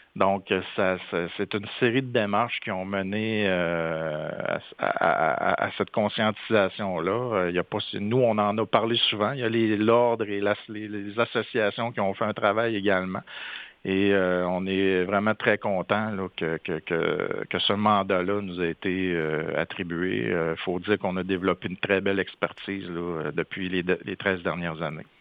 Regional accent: Saint-Félicien, Quebec, Canada; Je, suis originaire de Saint-Félicien au Lac-Saint-Jean

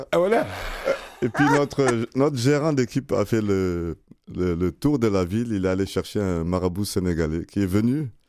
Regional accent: Quebec, Canada; Canadien, Québécois et très fier aussi.

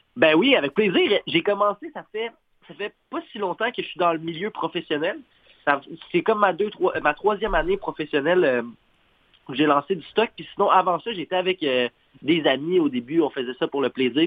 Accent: Montreal shore, Quebec, Canada; now in Saguenay, Canada; je viens de la rive de Montréal, mais je vis actuellement au Saguenay

